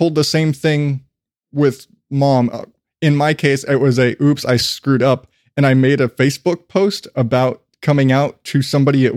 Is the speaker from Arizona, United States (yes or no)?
yes; Phoenix, Arizona, United States; also born or lived in Morenci, Arizona; when I was a kid, I lived in Phoenix, but I was born in Morenci